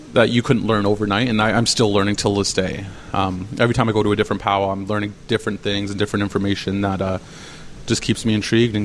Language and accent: English; St. Catharines, Ontario, Canada; also born or lived in Grimsby / Curve Lake First Nation; I'm a Anishinaabe from Curve Lake First Nations, but born and raised in St. Catharines. Sorry, born in Grimsby, raised in St. Catharines. Urban Indigenous, living in the Niagara region since I was 2 years of age.